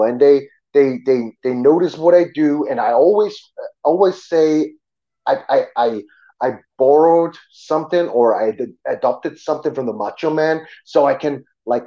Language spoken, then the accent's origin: English; Germany; English is a second language; I grew up in Germany, yes, but we had American neighbors